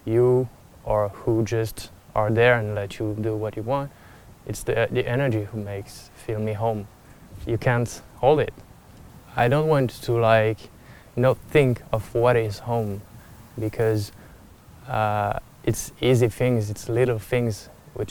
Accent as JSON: {"language": "English", "town": "Montpellier", "region": "Occitania", "country": "France", "second_language": "English", "said": "I'm from South France, Montpellier"}